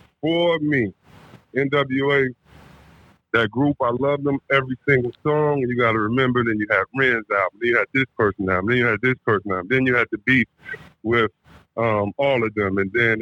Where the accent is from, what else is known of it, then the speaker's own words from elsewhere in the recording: Detroit, Michigan, United States; I'm from Detroit, where we listen to everything.